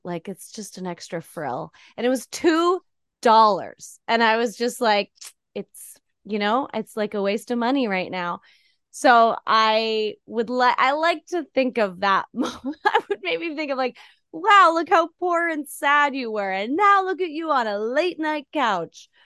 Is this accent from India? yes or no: no; Canada; moved away as an adult; now in United States; as a Canadian getting here